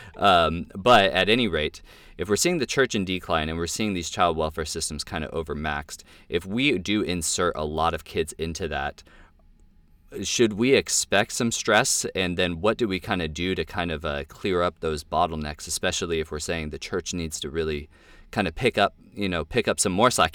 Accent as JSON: {"language": "English", "region": "California", "country": "United States", "also_born_or_lived": "Washington State", "moved": "yes", "lives_now": "Washington, United States", "said": "I'm from California and I live in Washington State"}